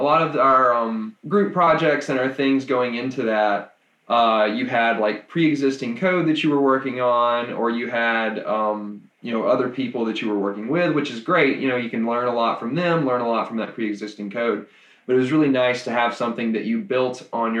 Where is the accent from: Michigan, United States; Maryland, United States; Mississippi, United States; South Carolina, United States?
Mississippi, United States; moved away as an adult; now in Nashville, United States; I'm from Mississippi originally, and I moved up kind of during the program